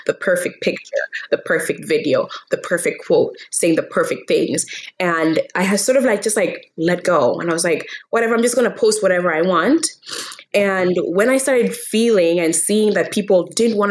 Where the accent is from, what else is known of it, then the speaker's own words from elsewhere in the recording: Kenya; I was born and raised in Kenya